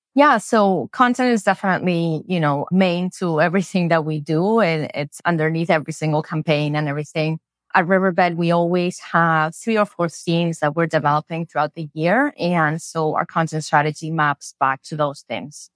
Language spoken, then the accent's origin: English; Spain; English is a second language; moved away; I grew up in Spain